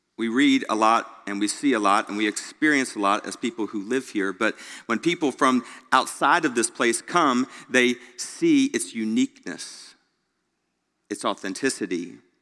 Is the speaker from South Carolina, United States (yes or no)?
yes; Greenville, South Carolina, United States; now in Memphis, United States; growing up in Greenville, South Carolina, not even knowing where Memphis, Tennessee was